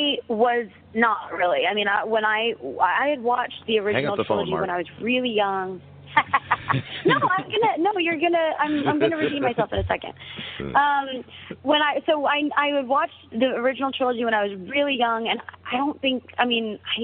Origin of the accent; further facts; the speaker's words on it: United States; now in Los Angeles, United States; child of Indian immigrants that's born and raised in America